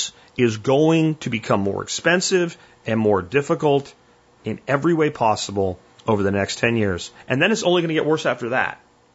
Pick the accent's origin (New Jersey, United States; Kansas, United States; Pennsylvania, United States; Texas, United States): Pennsylvania, United States; moved away; where I grew up in Pennsylvania